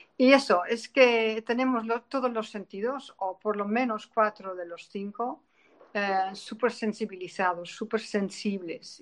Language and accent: Spanish; Netherlands; Spanish is a second language; moved away as an adult; now in Spain; soy una holandesa errante, eh, afincada en España desde hace casi 30 años